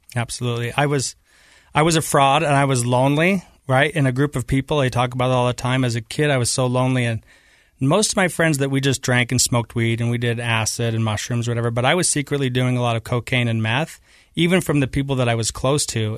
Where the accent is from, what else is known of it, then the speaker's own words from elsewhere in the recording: Taylorsville, Utah, United States; also born or lived in Kearns, Utah; I grew up in Taylorsville, Utah. in Kearns